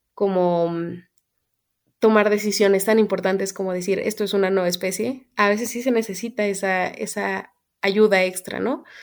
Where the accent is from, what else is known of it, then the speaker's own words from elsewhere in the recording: Querétaro, Mexico; moved away as an adult; also born or lived in Mexico City; soy de Querétaro y estudié, estuve estudiando en la Ciudad de México